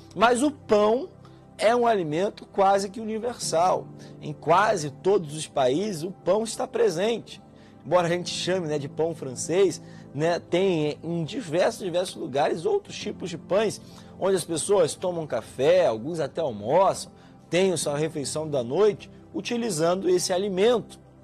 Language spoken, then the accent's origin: Portuguese; Brazil; Nós, como bons brasileiros, almoçamos nosso arroz com feijão.